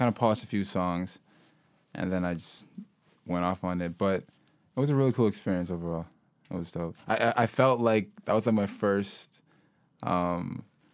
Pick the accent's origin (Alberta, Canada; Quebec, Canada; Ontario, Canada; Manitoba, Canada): Ontario, Canada; Guelph; also born or lived in Sudan; now in Kitchener-Waterloo, Canada; I grew up in Guelph originally, and then I moved out to Kitchener-Waterloo approximately like 4 years ago.